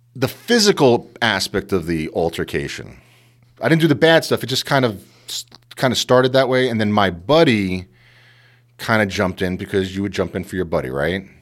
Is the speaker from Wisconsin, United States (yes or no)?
no; New York City, New York, United States; moved away as an adult; I was brought up in Queens